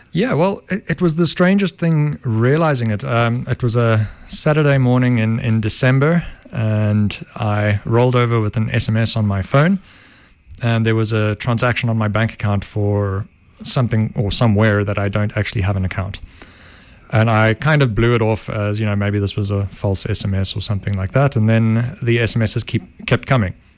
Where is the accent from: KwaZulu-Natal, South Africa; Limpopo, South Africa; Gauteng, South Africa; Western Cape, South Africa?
Gauteng, South Africa; Benoni; Benoni, born and bred